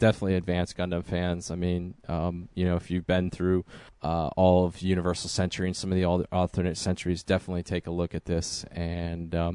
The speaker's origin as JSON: {"language": "English", "country": "United States", "said": "as the American with the Canadian heritage"}